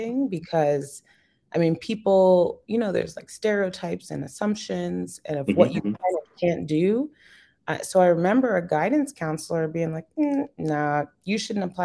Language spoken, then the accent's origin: English; Yorktown, New York, United States; I'm from New York, born and raised